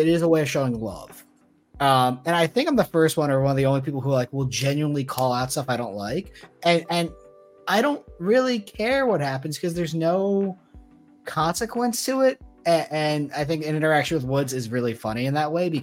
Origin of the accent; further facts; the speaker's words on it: New Jersey, United States; I grew up in New Jersey